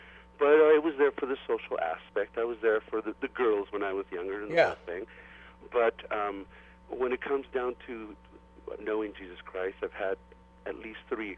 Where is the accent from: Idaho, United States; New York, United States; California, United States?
California, United States; Los Angeles; now in Orem, United States; I was Catholic when I was a young boy, raised in East Los Angeles.